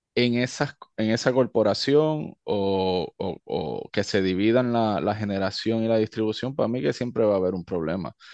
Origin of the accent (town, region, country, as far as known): Utuado, Puerto Rico; born or raised there; moved away as an adult; also born or lived in Stamford, Connecticut / Río Piedras